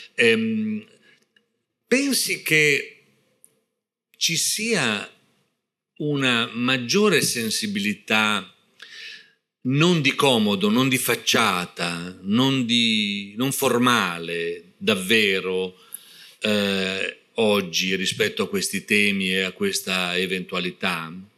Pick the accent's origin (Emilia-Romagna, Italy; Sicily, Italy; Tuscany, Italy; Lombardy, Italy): Emilia-Romagna, Italy; Parma; io sono di Parma